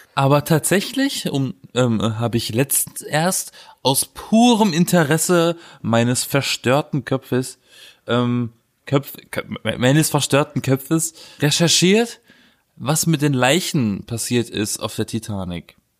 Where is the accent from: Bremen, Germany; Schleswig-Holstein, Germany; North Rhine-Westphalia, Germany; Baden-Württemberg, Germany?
Baden-Württemberg, Germany; Black Forest; now in Berlin, Germany; weil bei uns im Schwarzwald wird das ja auch gemacht